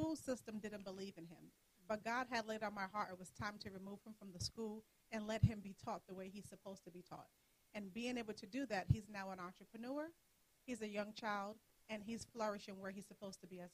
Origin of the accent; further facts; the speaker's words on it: Providence, Rhode Island, United States; I am from Providence, Rhode Island